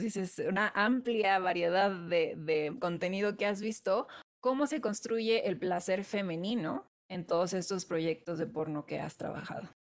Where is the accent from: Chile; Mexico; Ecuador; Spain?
Mexico; en una sociedad profundamente católica como la mexicana y en una familia muy, muy, muy católica